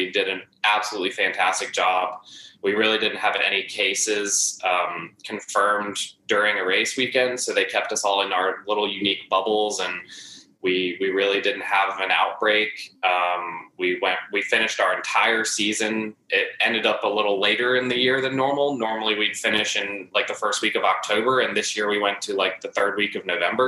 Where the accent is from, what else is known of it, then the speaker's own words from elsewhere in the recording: Charlotte, North Carolina, United States; I had a few jobs here and there in Charlotte, my hometown